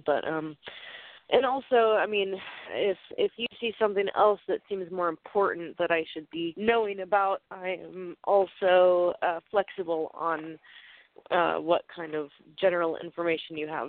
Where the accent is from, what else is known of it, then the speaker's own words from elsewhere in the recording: Oregon, United States; I'm from Oregon.